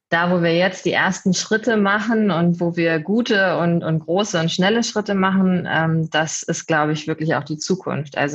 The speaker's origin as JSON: {"language": "German", "town": "Hanover", "region": "Lower Saxony", "country": "Germany", "said": "Ich komme ursprünglich eigentlich aus der Ecke Hannover, bin aber jetzt äh"}